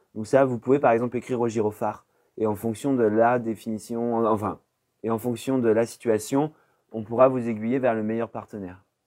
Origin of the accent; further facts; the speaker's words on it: Poitiers, Nouvelle-Aquitaine, France; moved away as an adult; now in Bordeaux, France; je suis né à Poitiers et euh, je suis venu à Bordeaux il y a 10 ans pour faire mes études